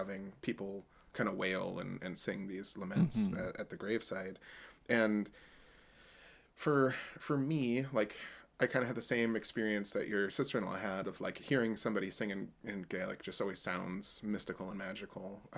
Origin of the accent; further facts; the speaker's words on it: United States; I'm an American